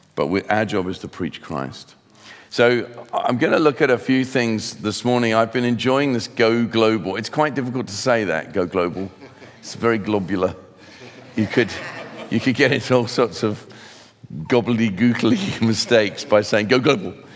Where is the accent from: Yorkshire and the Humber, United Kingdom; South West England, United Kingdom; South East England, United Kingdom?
South East England, United Kingdom; Sussex; also born or lived in London / Hertfordshire / Cape Town, South Africa; Sussex is where I mainly grew up